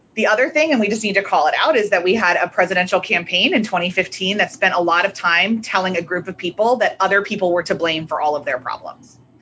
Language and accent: English; United States; also born or lived in Northern Ireland; especially being an American